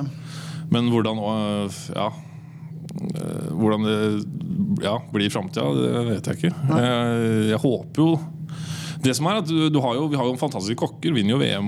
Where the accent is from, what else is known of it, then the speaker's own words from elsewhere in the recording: Moss, Østfold, Norway; moved away; also born or lived in Trondheim; jeg er fra Moss